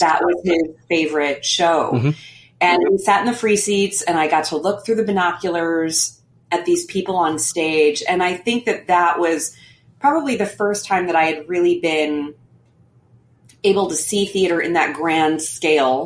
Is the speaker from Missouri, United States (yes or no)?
yes; Missouri, United States; moved away as an adult; also born or lived in Manhattan, New York; I'm originally from Missouri and I always had this longing to come home